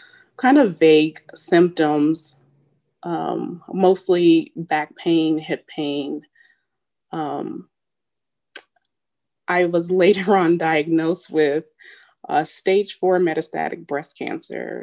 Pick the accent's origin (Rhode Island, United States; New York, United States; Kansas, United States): Kansas, United States; Wichita; moved away; I'm originally from Wichita, Kansas, joined the Army as an enlisted soldier